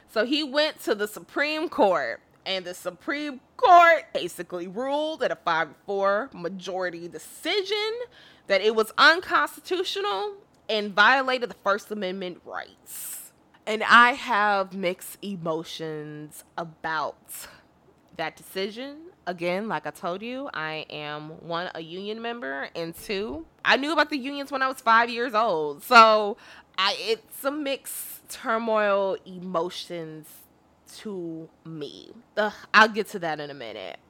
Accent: Illinois, United States; I'm from Illinois

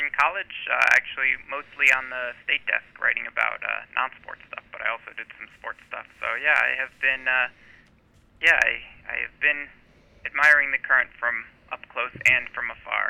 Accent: Hartford, Connecticut, United States; I grew up in the Hartford area

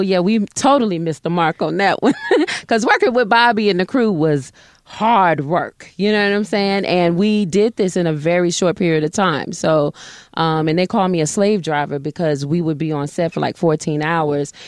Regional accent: Atlanta, Georgia, United States; also born or lived in Little Rock, Arkansas; I was raised in Atlanta

